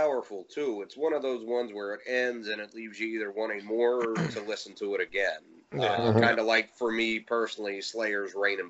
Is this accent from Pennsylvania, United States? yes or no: yes; Philadelphia, Pennsylvania, United States; I'm from Philly originally.